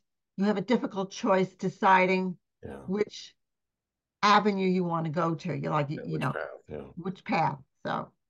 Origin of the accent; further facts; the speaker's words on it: Glen Cove, New York, United States; also born or lived in Brooklyn, New York; Raised in Glen Cove, which is a little city on Long Island by the water.